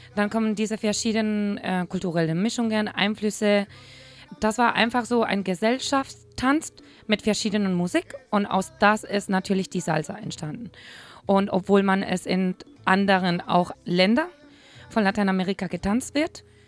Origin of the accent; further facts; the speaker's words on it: Madrid, Community of Madrid, Spain; German is a second language; moved away as an adult; now in Hamburg, Germany; eine temperamentvolle Spanierin, die in Madrid geboren ist